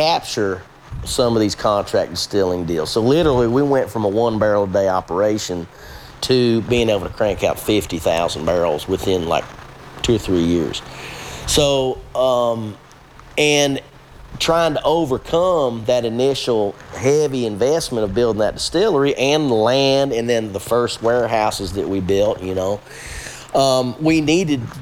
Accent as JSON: {"language": "English", "region": "South Central Kentucky", "country": "United States", "tie": "born or raised there", "also_born_or_lived": "Covington, Kentucky", "accent": "hillbilly"}